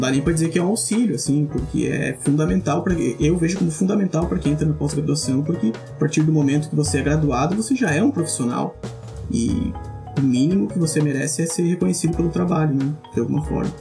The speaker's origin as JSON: {"language": "Portuguese", "town": "Chapecó", "region": "Santa Catarina", "country": "Brazil", "tie": "born or raised there", "also_born_or_lived": "Florianópolis / France / Rio Grande do Sul", "moved": "as an adult", "said": "eu sou natural de Chapecó"}